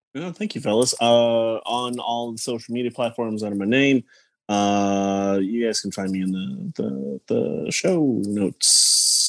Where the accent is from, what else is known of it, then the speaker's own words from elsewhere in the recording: Palm Springs, California, United States; I grew up out in Palm Springs